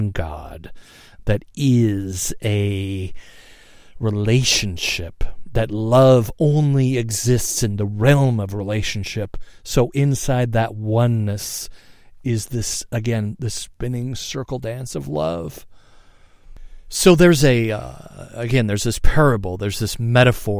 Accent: United States; here in the States as an American

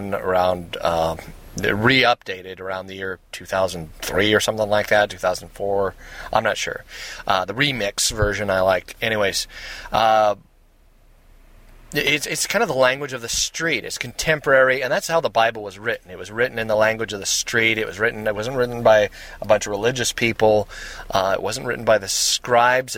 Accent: Seattle, Washington, United States; accent: blue-collar U.S.; I'm from the Seattle area. Seattle, Washington is where I'm at.

